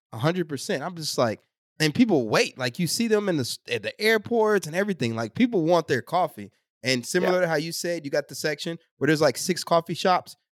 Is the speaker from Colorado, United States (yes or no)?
no; Texas, United States; I grew up in Texas